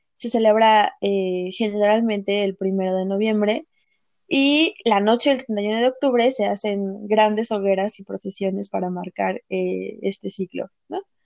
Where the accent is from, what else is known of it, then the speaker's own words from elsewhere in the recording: Mexico; nos pasa mucho como mexicanos